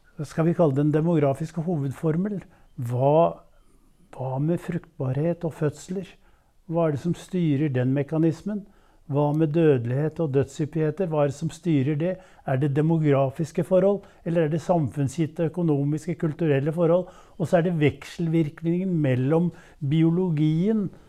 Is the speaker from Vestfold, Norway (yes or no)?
yes; Våle, Vestfold, Norway; moved away as an adult; also born or lived in Jeløya, Moss; I eh, det som da het Våle kommune, 15 km nord for Tønsberg